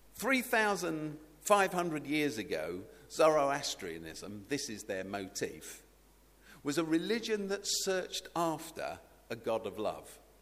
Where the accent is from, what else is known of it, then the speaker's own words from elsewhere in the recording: United Kingdom; somebody who's British